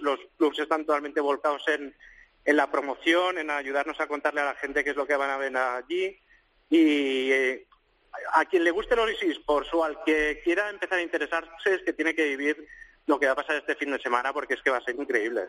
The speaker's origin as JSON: {"language": "Spanish", "town": "Mollet del Vallès", "region": "Catalonia", "country": "Spain", "tie": "born or raised there", "said": "en mi pueblo, en Molles del Vallés, un pueblecito cerca de Barcelona"}